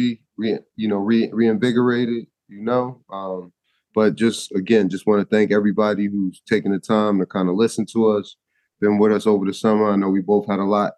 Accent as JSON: {"language": "English", "region": "New Jersey", "country": "United States", "said": "I'm from Jersey"}